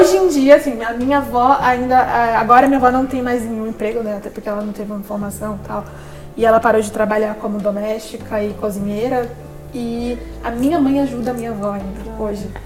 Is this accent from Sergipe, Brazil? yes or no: yes; Sergipe, Brazil; meu estado é pequeno, que eu sou de Sergipe